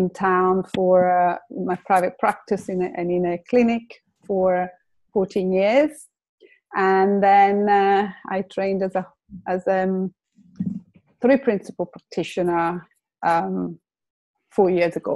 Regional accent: Lake Como, Lombardy, Italy; English is a second language; moved away as an adult; now in London, United Kingdom; I have I'm Italian. I come from Lake Como, but I've been in, in, in London for uh, 30 years. I came to learn English and then I stayed

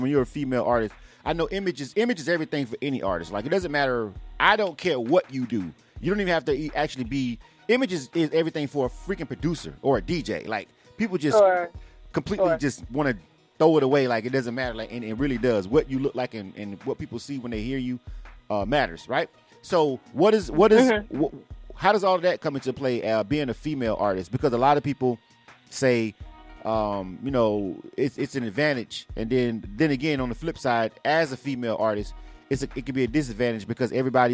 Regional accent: Panama City, Florida, United States; moved away; I'm from Panama City, Florida

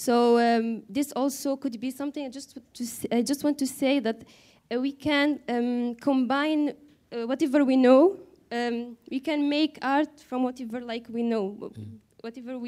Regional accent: Morocco; from Morocco.

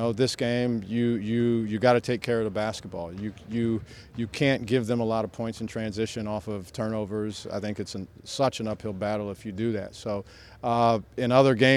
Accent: Ohio, United States; moved away; I'm from Ohio originally

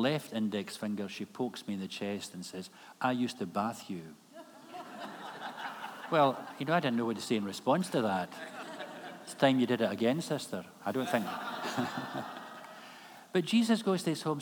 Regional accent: Kilmarnock, Scotland, United Kingdom; moved away as an adult; Kilmarnock is my hometown

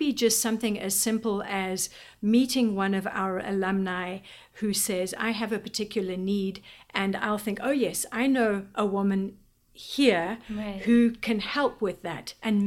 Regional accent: Eswatini; moved away as an adult; now in Washington D.C., United States; I was born in Swaziland, so I've lived there the majority of my life.

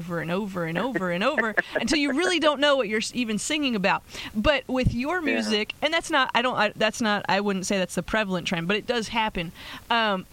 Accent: Pennsylvania, United States; now in Las Vegas, United States; I'm from Pennsylvania

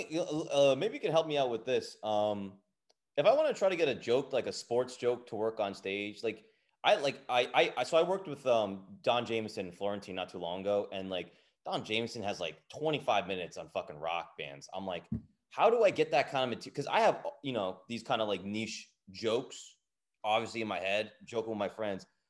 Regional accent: New Jersey, United States; I grew up in Jersey

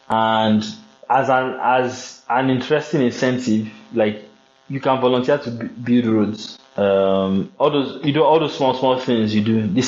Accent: Nigeria; I've never experienced it in my life as a Nigerian.

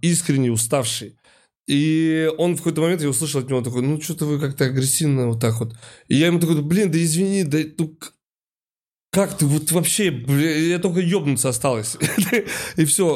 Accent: Saint Petersburg, Russia; я из Питера и постоянно вижу вот это вот эти фотографии, что вот у нас северное сияние здесь

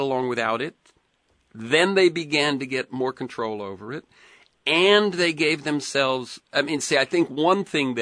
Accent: Florida, United States; when I grew up, and I grew up in Florida, when I grew up, stores were not open on Sunday

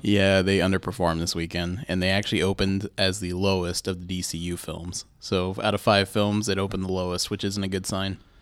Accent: Columbus, Ohio, United States; We're from Columbus

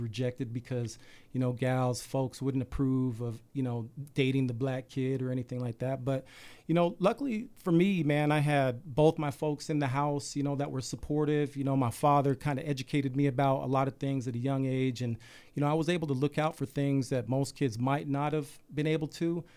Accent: Salt Lake City, Utah, United States; I grew up any typical kid in Salt Lake

